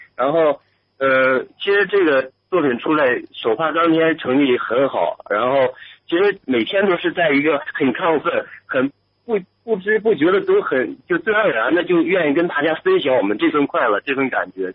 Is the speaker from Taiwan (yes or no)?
no; Northeast China, China; 我是东北人